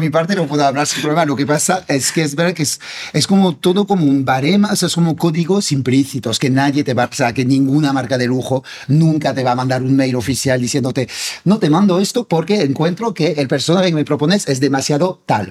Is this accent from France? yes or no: yes; France; Spanish is a second language; moved away as an adult; now in Spain; siendo francés y viviendo en España